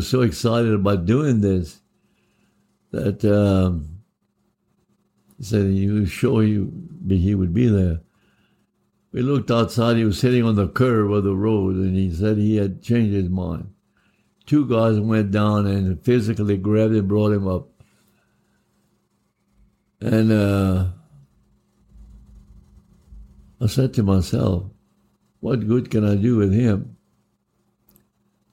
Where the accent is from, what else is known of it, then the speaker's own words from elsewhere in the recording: Cecilia, Louisiana, United States; we're both from Cecilia